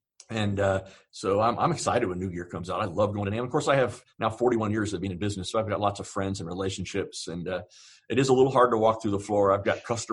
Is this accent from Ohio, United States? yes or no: yes; Southern Ohio, United States; I grew up actually in Southern Ohio